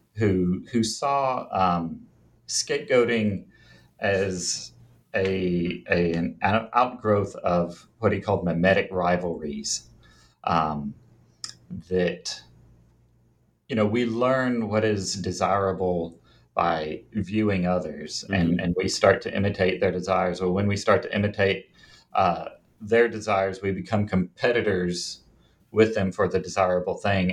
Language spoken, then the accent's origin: English; Jonesboro, Arkansas, United States; now in Little Rock, United States; I grew up in Jonesboro, Arkansas. It's in the northeastern corner